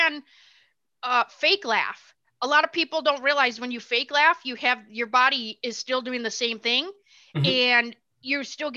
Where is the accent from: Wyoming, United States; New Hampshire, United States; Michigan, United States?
Michigan, United States; moved away as an adult; now in Tennessee, United States; I'm originally from Michigan. We live in Tennessee right now